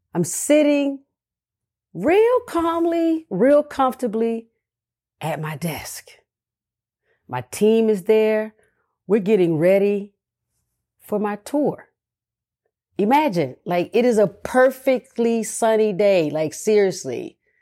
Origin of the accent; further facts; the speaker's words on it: the South, United States; I'm from the South